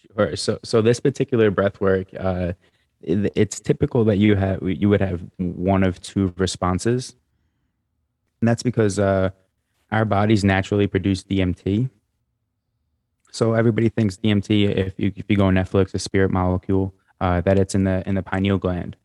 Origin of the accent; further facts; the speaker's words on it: New York, United States; being a male growing up in New York